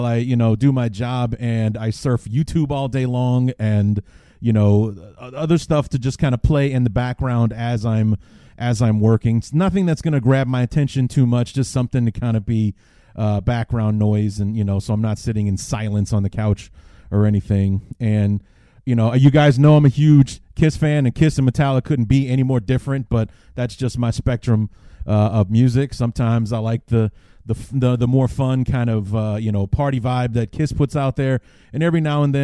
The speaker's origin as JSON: {"language": "English", "town": "Cedar Rapids", "region": "Iowa", "country": "United States", "tie": "born or raised there", "said": "my hometown of Cedar Rapids"}